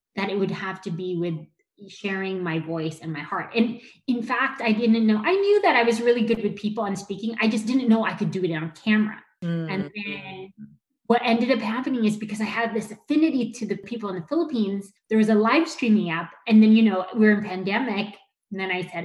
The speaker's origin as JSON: {"language": "English", "town": "Los Angeles", "region": "California", "country": "United States", "tie": "born or raised there", "said": "I was born here in Los Angeles"}